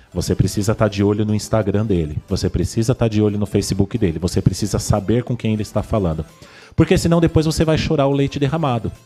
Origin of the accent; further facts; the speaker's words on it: Vila Gerty, São Paulo, Brazil; eu nasci aqui na Vila Gerte